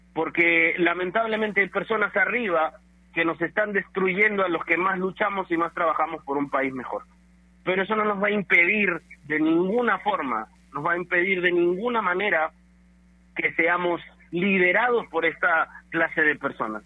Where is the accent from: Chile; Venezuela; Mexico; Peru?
Peru; nosotros nos merecemos mucho más como peruanos